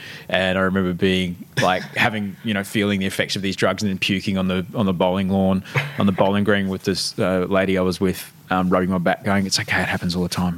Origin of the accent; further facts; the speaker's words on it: Brisbane, Queensland, Australia; But, I grew up in Brisbane.